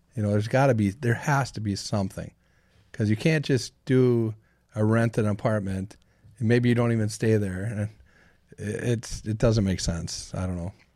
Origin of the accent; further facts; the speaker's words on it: Saint Paul, Minnesota, United States; Born and raised from Saint Paul's East Side